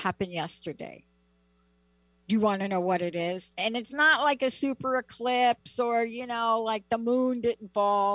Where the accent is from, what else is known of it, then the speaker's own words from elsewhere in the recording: New York City, New York, United States; me growing up in the Bronx